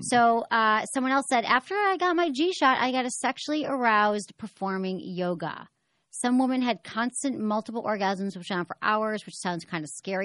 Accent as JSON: {"language": "English", "town": "Detroit", "region": "Michigan", "country": "United States", "moved": "yes", "said": "I'm from Detroit"}